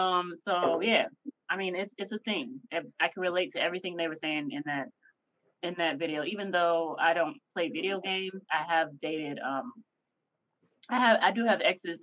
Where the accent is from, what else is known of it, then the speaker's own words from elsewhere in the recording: Memphis, Tennessee, United States; Because I grew up in Memphis, and Memphis is the checking capital for everybody who knows that. And that's a rough ass place to grow up in and not have a typical Memphis accent.